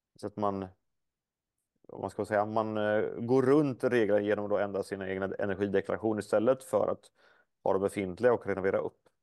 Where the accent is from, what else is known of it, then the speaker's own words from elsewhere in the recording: Småland, Sweden; hemma i Småland där jag kommer ifrån